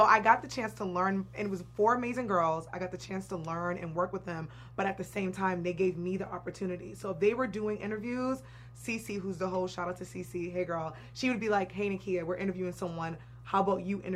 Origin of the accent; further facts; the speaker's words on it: Boston, Massachusetts, United States; also born or lived in New York / New York City; now in Los Angeles, United States; I'm from New York, but I grew up in Boston